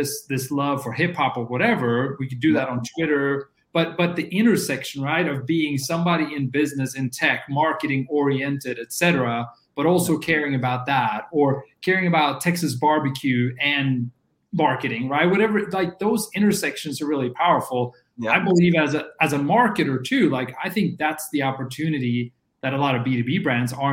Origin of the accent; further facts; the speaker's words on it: Norway; the weird kid growing up in Norway